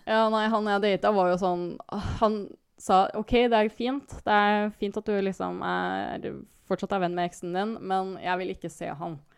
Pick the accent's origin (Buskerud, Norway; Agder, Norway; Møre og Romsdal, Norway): Agder, Norway; Kristiansand; moved away; jeg har jo en sånn kjernegruppe hjemme i Kristiansand